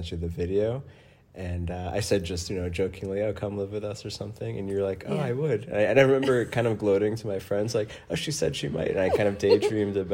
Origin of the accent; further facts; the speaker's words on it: New York, United States; I'm from New York